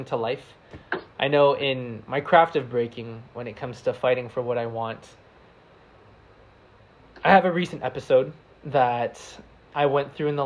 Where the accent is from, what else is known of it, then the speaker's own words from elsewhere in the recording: United States; accent: American; now in San Diego, United States; my American accent